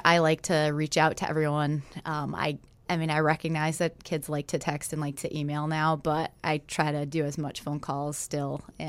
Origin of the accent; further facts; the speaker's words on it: Rhode Island, United States; I was from Rhode Island, really small state.